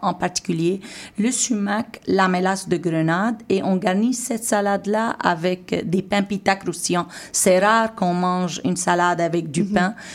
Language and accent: French; Syria; now in Montreal, Canada; en tant que Syrienne et en tant que Québécoise